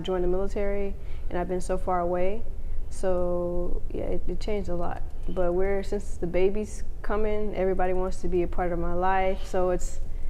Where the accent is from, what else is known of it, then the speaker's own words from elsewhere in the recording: Houston, Texas, United States; I was born in Houston, Texas.